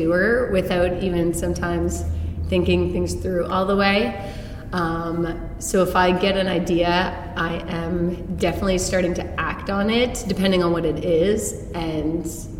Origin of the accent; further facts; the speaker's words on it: Hamilton, Ontario, Canada; also born or lived in St. Catharines; now in Toronto, Canada; I grew up in Hamilton. I went to university in Toronto and in St. Catharines.